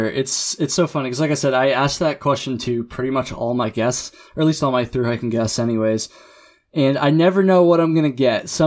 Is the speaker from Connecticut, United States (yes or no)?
yes; Connecticut, United States; born or raised there; moved away as an adult; now in San Diego, United States